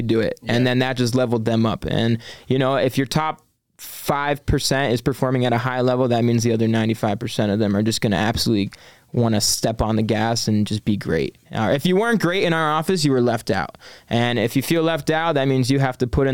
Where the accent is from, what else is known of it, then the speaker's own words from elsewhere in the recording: Scranton, Pennsylvania, United States; I'm from good old northeastern Pennsylvania, Scranton, Pennsylvania.